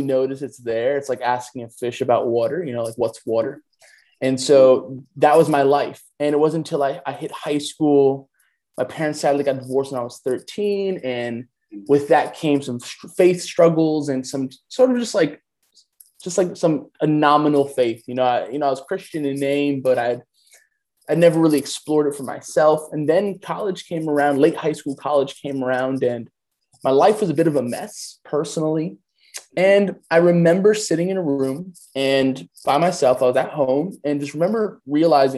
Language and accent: English; New York City, New York, United States; I'm a New York native. I grew up in Queens, New York. I currently reside in Queens